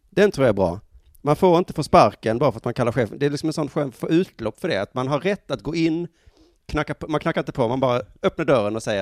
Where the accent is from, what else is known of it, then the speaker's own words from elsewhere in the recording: Skåne, Sweden; det kanske är dialektalt. Det kanske är jag som är skåning som säger Jönköping